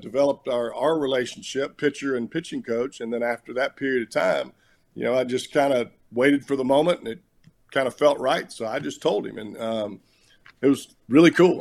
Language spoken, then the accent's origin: English; Alabama, United States; moved away as an adult; growing up in Alabama